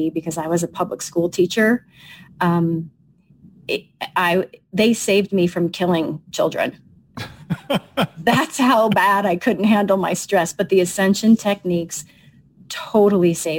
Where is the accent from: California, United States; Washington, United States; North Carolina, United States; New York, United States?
New York, United States; Long Island; I'm a New Yorker. I'm a Long Island Sicilian girl